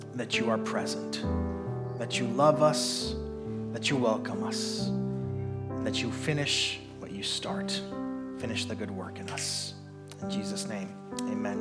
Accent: Puerto Rico; moved away; also born or lived in New York / New Jersey / North Carolina; I grew up in Puerto Rico

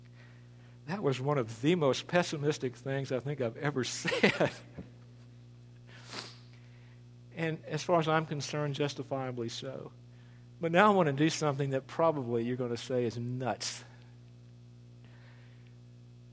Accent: United States; as American citizens

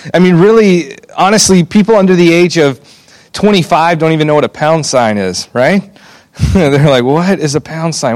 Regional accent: Alabama, United States; I grew up in Alabama, and I was blessed to be a part of a church that took discipling students very seriously

